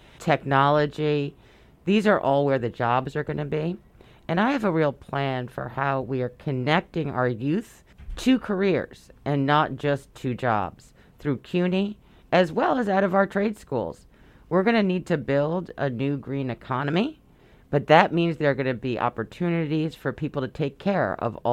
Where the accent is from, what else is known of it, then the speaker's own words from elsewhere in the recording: New York City, New York, United States; I was born and raised in Brooklyn